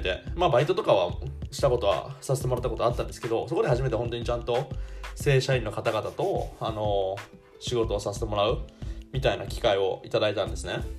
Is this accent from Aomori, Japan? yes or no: no; Shizuoka, Japan; moved away as an adult; also born or lived in Osaka; now in Germany; 地元の静岡